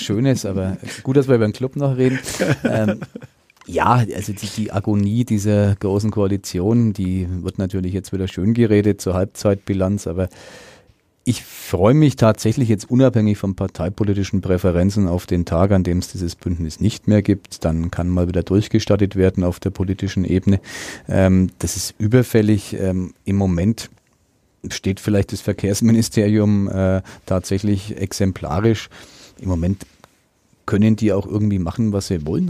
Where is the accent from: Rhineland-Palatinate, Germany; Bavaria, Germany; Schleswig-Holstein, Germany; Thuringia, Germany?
Bavaria, Germany; Middle Franconia; hier bei uns in Mittelfranken